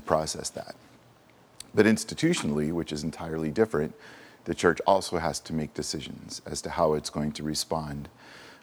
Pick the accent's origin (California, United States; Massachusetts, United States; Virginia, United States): California, United States; Southern; I grew up down in Southern California